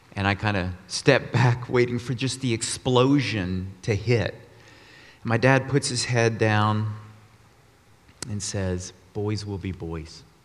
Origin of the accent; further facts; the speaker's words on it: Austin, Texas, United States; moved away as an adult; also born or lived in Colorado; I grew up in Austin, Texas, 18 years, then moved to Colorado to go to college and work